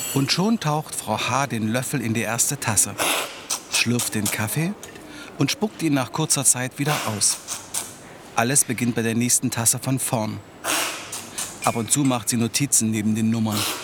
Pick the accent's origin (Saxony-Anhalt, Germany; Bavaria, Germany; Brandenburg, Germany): Saxony-Anhalt, Germany; Halle; meiner Heimatstadt Halle